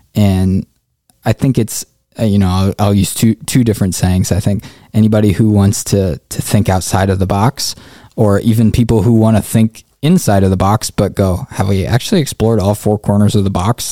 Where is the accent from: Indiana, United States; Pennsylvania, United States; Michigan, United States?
Indiana, United States; Indianapolis; also born or lived in Africa; I'm originally from Indianapolis, born and raised